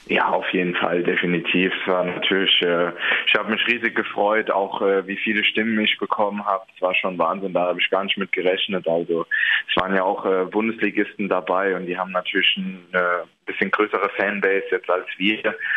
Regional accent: Hesse, Germany; moved away as an adult; also born or lived in Münster / Aalen; now in Bübingen, Germany; Ich bin selbst aus Hessen

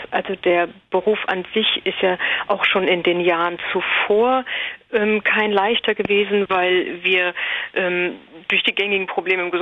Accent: Hesse, Germany; Ähm, ich komme aus Hessen, ähm, im Umkreis von Frankfurt, nordöstlich

